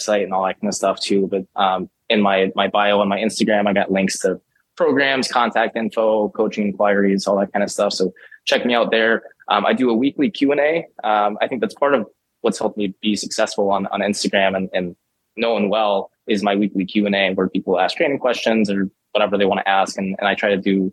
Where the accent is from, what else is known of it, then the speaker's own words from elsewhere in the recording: Minnesota, United States; I'm from Minnesota